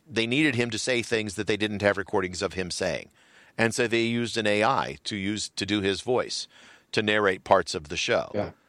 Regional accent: United States; I'm an American.

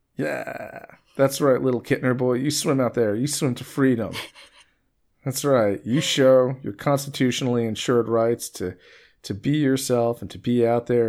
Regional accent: Long Island, New York, United States; someone who comes from Long Island

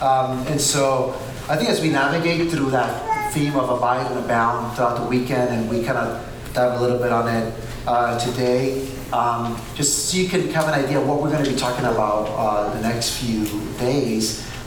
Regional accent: New York, United States; also born or lived in Puerto Rico; But I was born and raised in Puerto Rico. My mom, she's a white Puerto Rican. My dad is a black Puerto Rican. And so you get this guy right here. However, I moved to New York.

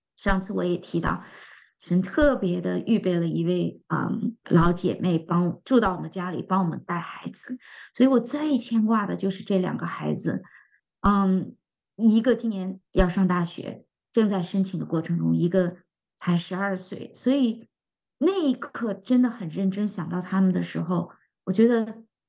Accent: China; 作为我们中国人

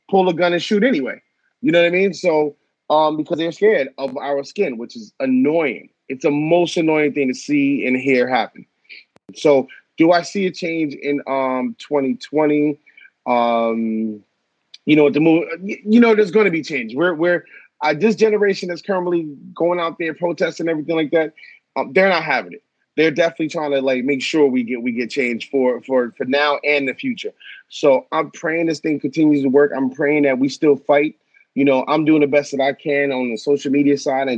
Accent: Long Island, New York, United States; also born or lived in Norwalk, Connecticut / Brooklyn, New York; I grew up on Long Island

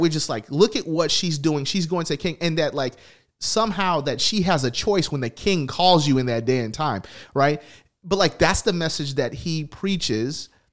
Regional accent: Tennessee, United States; I grew up in the South, I grew up in Tennessee, here

